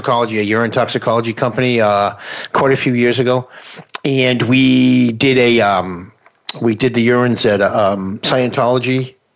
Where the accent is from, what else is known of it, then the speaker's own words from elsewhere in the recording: Boston, Massachusetts, United States; now in Florida, United States; I'm originally from the Boston area, and I live in Florida now.